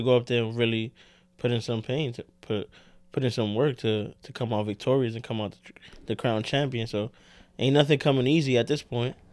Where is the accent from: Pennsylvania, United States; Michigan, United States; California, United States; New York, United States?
New York, United States; New York City